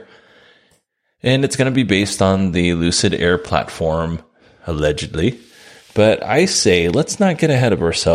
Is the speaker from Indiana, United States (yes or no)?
no; Alaska, United States; I grew up in Alaska